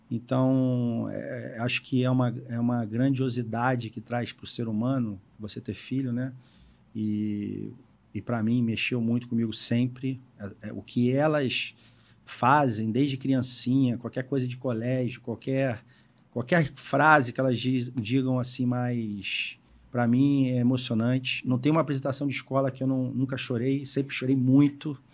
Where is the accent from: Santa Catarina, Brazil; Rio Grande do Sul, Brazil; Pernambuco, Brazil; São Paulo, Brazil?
Rio Grande do Sul, Brazil; Sou gaúcho, faço churrasco.